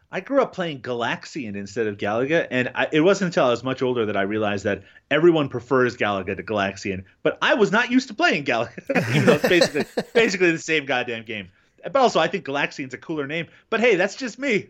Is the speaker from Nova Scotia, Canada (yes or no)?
no; Newfoundland and Labrador, Canada; I grew up in Newfoundland, um, here in Canada